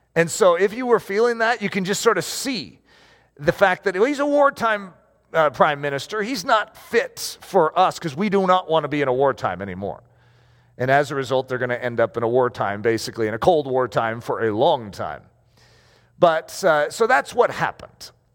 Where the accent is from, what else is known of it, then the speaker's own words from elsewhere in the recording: United States; I'm an American